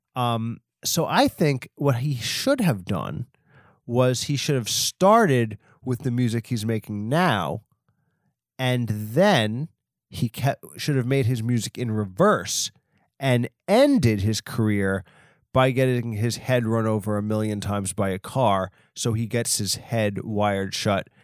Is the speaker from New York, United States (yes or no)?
yes; Long Island, New York, United States; I'm from Long Island